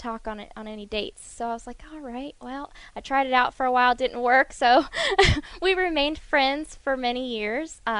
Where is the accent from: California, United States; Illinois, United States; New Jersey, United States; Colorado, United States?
California, United States; Southern; My family, we are from Southern California